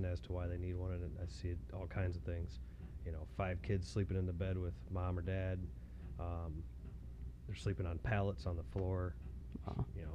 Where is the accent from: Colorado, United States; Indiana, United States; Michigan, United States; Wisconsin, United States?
Michigan, United States; Haslett; I was born and raised around here. I grew up in Hazlet and pretty much lived here my whole life